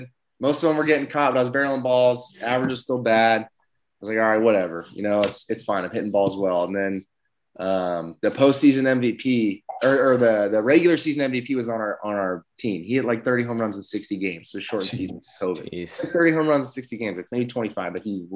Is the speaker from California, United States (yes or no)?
yes; Southern California, United States; I'm from Southern California